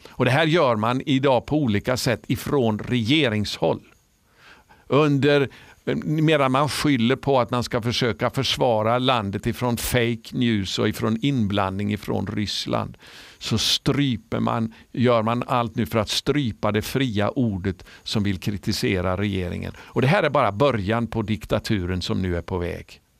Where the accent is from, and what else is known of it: Sweden